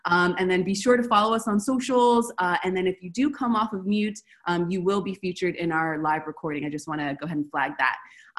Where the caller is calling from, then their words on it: Buenos Aires, Argentina; I'm calling from Buenos Aires, Argentina.